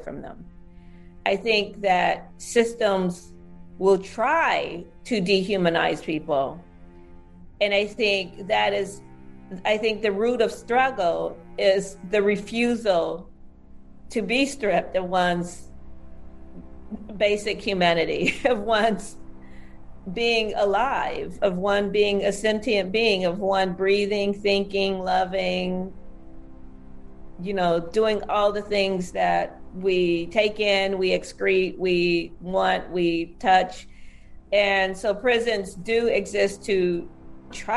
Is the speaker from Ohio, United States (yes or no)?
yes; Southwest Ohio, United States; moved away as an adult; also born or lived in San Francisco Bay Area; growing up in Southwest Ohio in a working class Black community